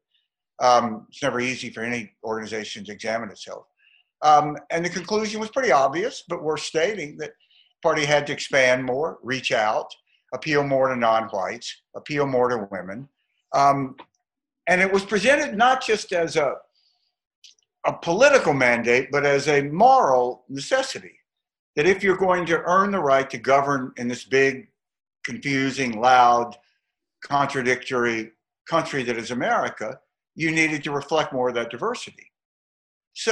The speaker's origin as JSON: {"language": "English", "region": "Mississippi", "country": "United States", "said": "I'm from Mississippi. I'm a seventh generation Mississippian"}